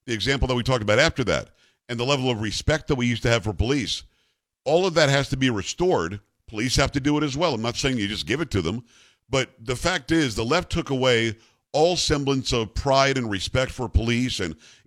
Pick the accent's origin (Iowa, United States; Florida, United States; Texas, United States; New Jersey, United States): Florida, United States; South; also born or lived in New York; where I grew up in South Florida